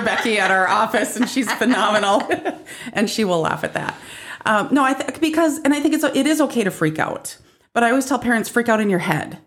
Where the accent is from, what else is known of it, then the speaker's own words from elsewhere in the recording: North Dakota, United States; now in South Dakota, United States; 'cause I'm from North Dakota and we're better up there.